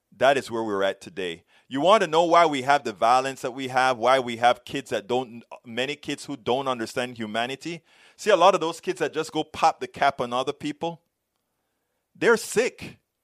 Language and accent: English; United States